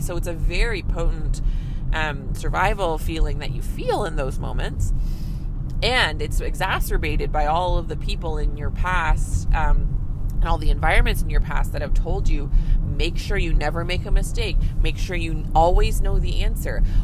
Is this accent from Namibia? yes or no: no; Canada; I'm a Canadian family physician